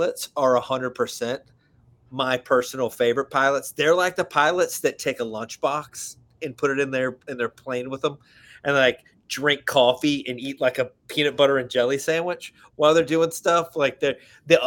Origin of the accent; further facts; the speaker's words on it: Alabama, United States; I'm from Alabama